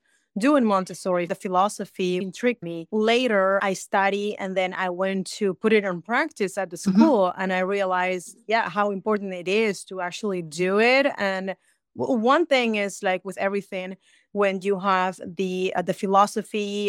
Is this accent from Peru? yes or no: yes; Peru; now in United States; I'm originally from Peru, but I have been in America for 25 years.